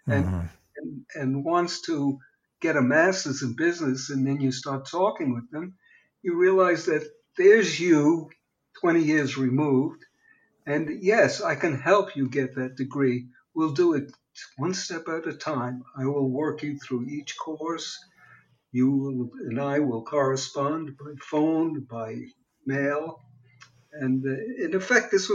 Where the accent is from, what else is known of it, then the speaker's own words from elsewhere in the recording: New York, United States; moved away as an adult; now in California, United States; was born and bred in New York and educated in New York, worked in New York. And all of a sudden, I became a transplant 3,500 miles away. I was in California now